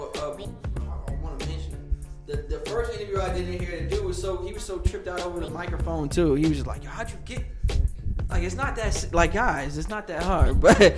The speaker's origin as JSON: {"language": "English", "region": "New Jersey", "country": "United States", "moved": "yes", "said": "I'm from Jersey."}